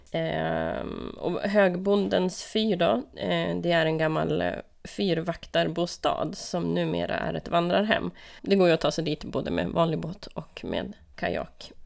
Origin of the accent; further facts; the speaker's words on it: Lögdeå, Västerbotten County, Sweden; moved away; Lögdeå, där jag är uppvuxen